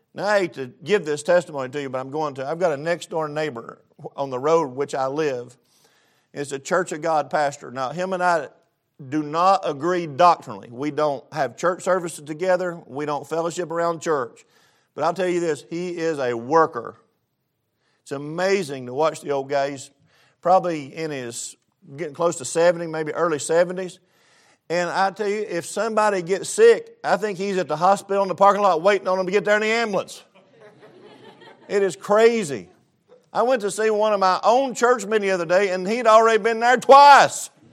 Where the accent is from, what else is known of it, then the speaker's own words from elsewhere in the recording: East Tennessee, United States; moved away; I grew up pretty rough in East Tennessee